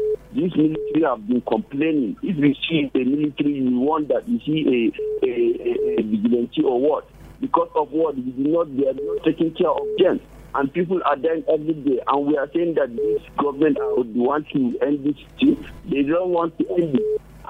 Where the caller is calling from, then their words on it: Nigeria; I'm calling from Chichi and Chi Junction.